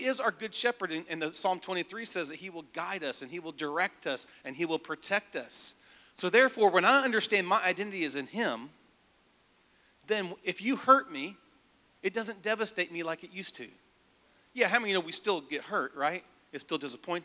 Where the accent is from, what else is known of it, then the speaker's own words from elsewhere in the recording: Nashville, Tennessee, United States; I was raised in Nashville. I moved here when I was 5 years old, so I went first grade through high school